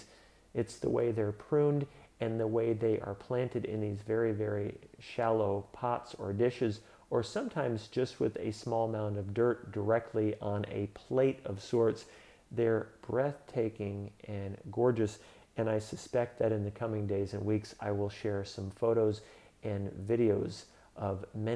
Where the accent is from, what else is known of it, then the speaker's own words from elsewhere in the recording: Santa Barbara, California, United States; my hometown of Santa Barbara, California